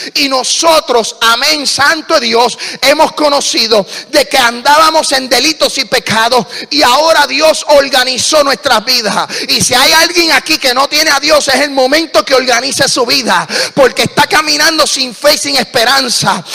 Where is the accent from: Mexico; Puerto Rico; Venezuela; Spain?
Puerto Rico; soy puertorriqueño, hablo bien rápido.